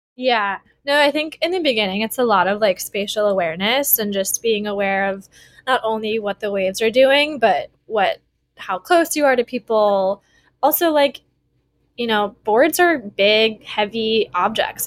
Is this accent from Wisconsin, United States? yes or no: yes; Wisconsin, United States; moved away as an adult; now in Honolulu, United States; growing up in Wisconsin, I, you know, I didn't move to Hawaii until after college